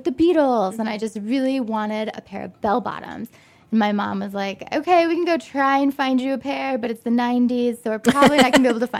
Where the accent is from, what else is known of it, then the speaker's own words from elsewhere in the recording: Detroit, Michigan, United States; moved away as an adult; also born or lived in New York; now in Chicago, United States; I'm originally from Detroit suburbs.